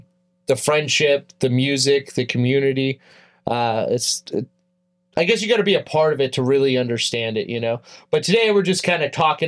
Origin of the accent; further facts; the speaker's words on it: Tehachapi, California, United States; I grew up in Tehachapi, California